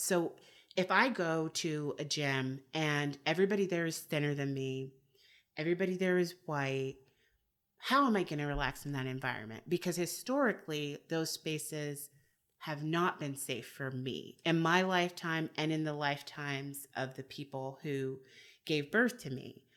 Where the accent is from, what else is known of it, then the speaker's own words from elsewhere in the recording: United States; I am American